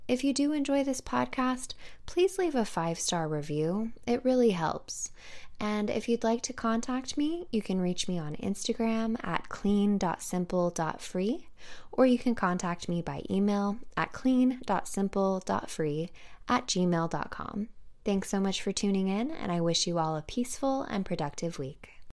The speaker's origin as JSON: {"language": "English", "region": "California", "country": "United States", "moved": "yes", "said": "I'm from California, and the majority of my family is still located in California"}